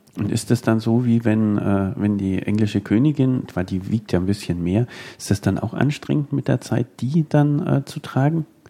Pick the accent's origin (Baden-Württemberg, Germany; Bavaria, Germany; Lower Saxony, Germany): Bavaria, Germany; Nuremberg; als Nürnberger